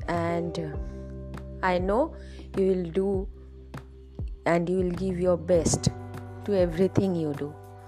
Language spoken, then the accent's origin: English; India; from India.